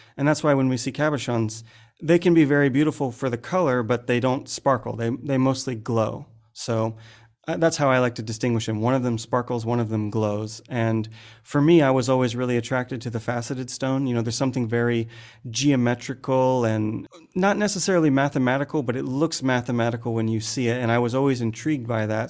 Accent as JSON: {"language": "English", "country": "United States", "also_born_or_lived": "San Francisco", "moved": "as an adult", "lives_now": "Bangkok, Thailand", "said": "I'm an American guy who's been cutting gemstones for a bunch of years now"}